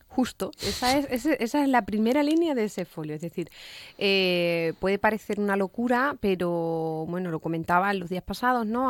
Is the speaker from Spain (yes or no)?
yes; Cádiz, Andalusia, Spain